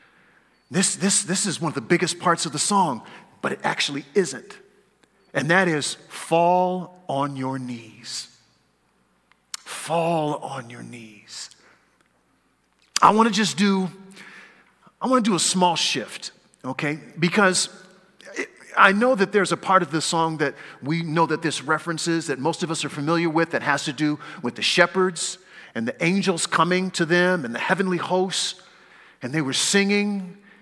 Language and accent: English; California, United States; now in Pacific Northwest, United States; I was raised in California, since I've been in the Northwest, which is now the majority of my life